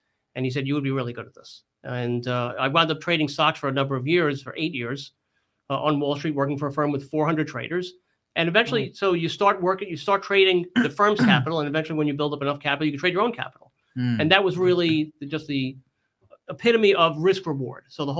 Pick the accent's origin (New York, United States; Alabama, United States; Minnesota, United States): New York, United States; And, you know, I came from New York. I had an entrepreneurial background.